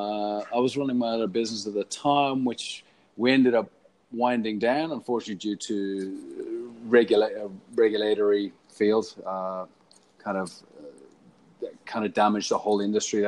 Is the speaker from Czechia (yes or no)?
no; Ireland; moved away as an adult; also born or lived in Paddington, Sydney / Bondi, Sydney; now in Sydney, Australia; Obviously, I'm Irish. Came out here to Australia, land of opportunity, 14 years ago.